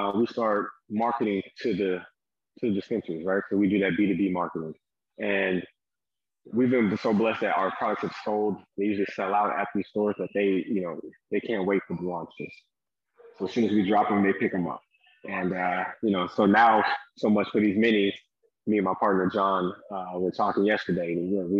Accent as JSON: {"language": "English", "town": "Las Vegas", "region": "Nevada", "country": "United States", "said": "So I'm from Las Vegas"}